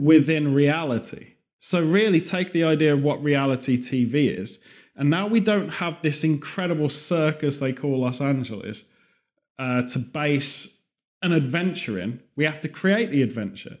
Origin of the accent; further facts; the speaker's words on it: United Kingdom; moved away; also born or lived in California; Being British